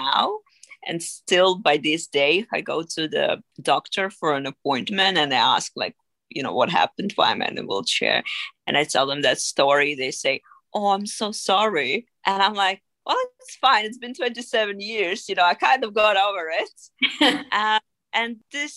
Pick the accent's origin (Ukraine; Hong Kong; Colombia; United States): Ukraine; Dnipro, Dnipropetrovsk Oblast; moved away as an adult; now in London, United Kingdom; I was born and raised in Ukraine, and I lived there till the age of 24